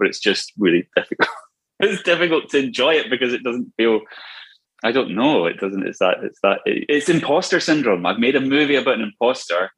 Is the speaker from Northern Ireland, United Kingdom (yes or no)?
no; Scotland, United Kingdom; I'm Scottish.